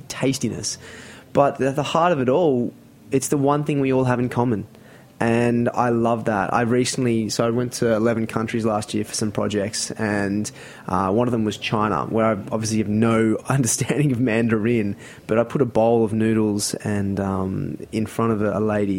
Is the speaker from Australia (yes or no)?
yes; Sydney, New South Wales, Australia; moved away as an adult; now in New York, United States; I grew up in Sydney, a place called the Northern Beaches